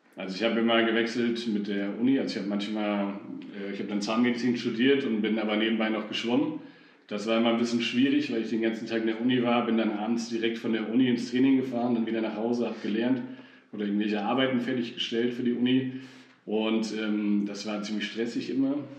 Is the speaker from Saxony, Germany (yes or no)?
no; Fulda, Hesse, Germany; ich bin ja in Fulda groß geworden, bin hier ganz normal zur Schule gegangen